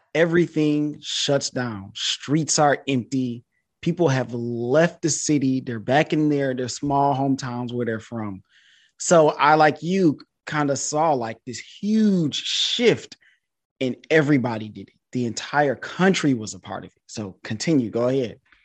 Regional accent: Detroit, Michigan, United States; also born or lived in China; I'm from Detroit, Michigan.

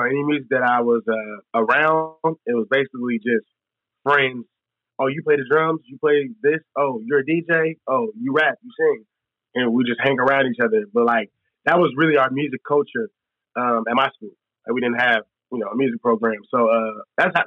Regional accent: San Francisco, California, United States; Born and raised

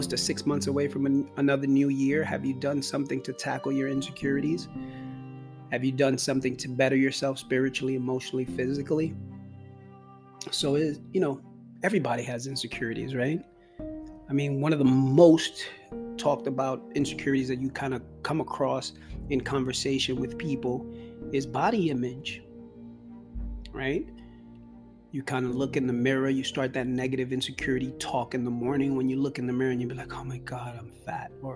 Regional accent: New York City, New York, United States; growing up in New York and in the Bronx

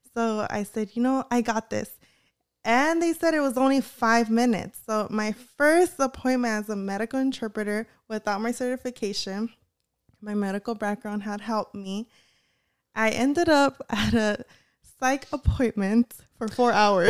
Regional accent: Bellflower, California, United States; also born or lived in Huntington Park; I was born in Huntington Park and raised in Bellflower

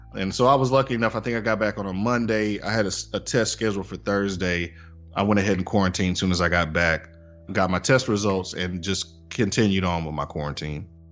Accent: Tuscaloosa, Alabama, United States; now in Birmingham, United States; live in Birmingham, Alabama. I'm originally from Tuscaloosa, uh, but consider myself a, Birminghamian.

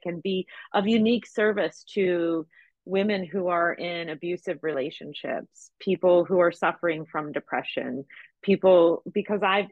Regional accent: United States; being an American

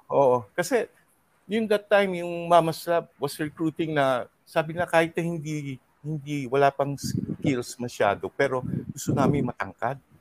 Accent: Zamboanga City, Zamboanga Peninsula, Philippines; moved away as an adult; also born or lived in Cebu; born and raised in Zamboanga until until I transferred to Cebu

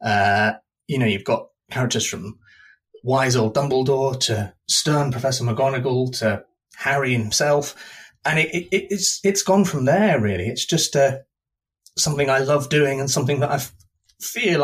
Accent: East Coast, Scotland, United Kingdom; moved away as an adult; also born or lived in north of England; now in London, United Kingdom; Originally I'm from the north of England, but I spent most of my childhood and most of my adult life in Scotland. So I was raised mainly in Scotland, on the East Coast in the middle of nowhere

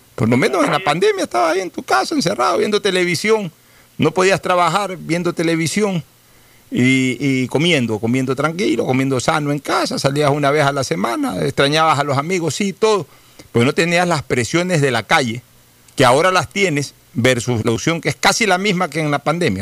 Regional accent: Ecuador; nosotros los ecuatorianos

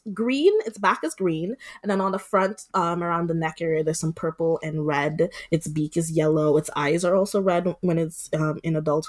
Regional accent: Dominica; now in San Francisco, United States; I am from the Commonwealth of Dominica in the Caribbean. It's not the Dominican Republic, I promise.

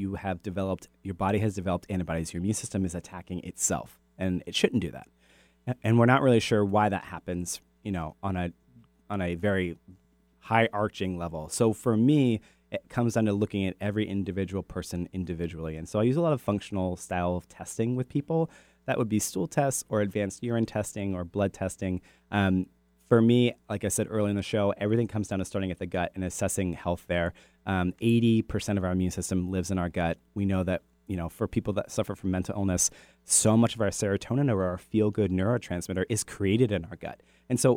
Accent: United States; moved away; I grew up on the Chesapeake Bay

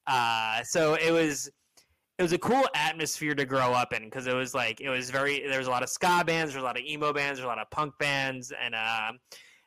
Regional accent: Long Island, New York, United States; now in Queens, United States; I grew up on Long Island, where it was like there was a lot of ska bands in the early 2000s

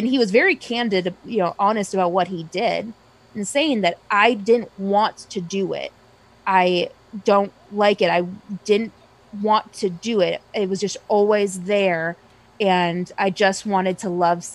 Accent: Wisconsin, United States; I'm from Wisconsin. I live in Milwaukee.

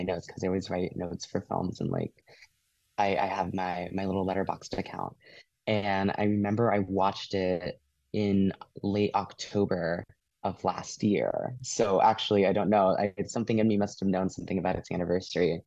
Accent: rural Iowa, United States; I grew up in the Midwest, specifically rural Iowa.

